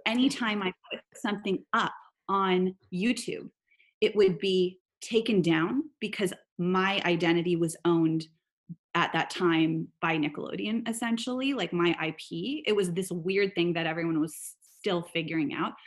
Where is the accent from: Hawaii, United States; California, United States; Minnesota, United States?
California, United States; Silicon Valley; I grew up in Silicon Valley.